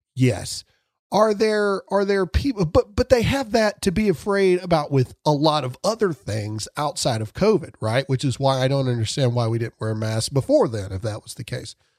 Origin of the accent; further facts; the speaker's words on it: Mississippi, United States; I'm from Mississippi